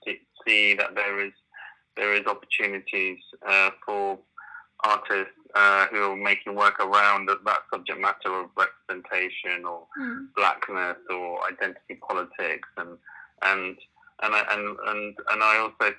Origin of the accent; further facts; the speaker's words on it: United Kingdom; I'm British Asian